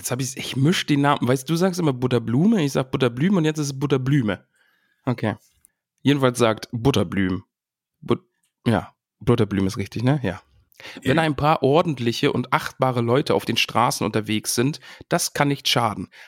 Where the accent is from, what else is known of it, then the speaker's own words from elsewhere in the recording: northern German coast, Germany; moved away; Grüße in meine Heimat, oben an die Küste.